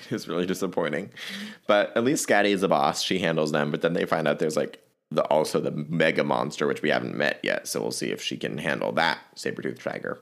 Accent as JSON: {"language": "English", "region": "Virginia", "country": "United States", "tie": "born or raised there", "said": "my home state of Virginia"}